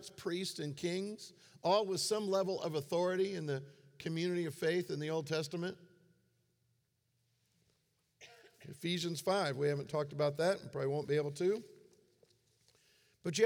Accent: Florida, United States; I grew up in Florida

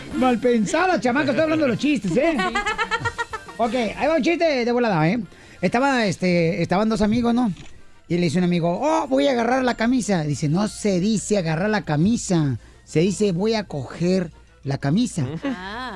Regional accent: Ocotlán, Jalisco, Mexico; moved away; soy de Ocotlán, Jalisco

